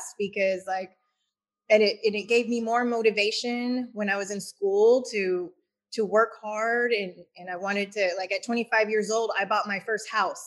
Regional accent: Houston, Texas, United States; I was born and raised in Houston, Texas. So I'm a local.

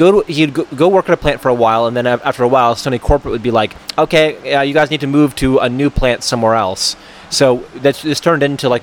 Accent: Monterey, California, United States; Where I'm from is a tricky question. So, I guess technically, I'm from Monterey, California.

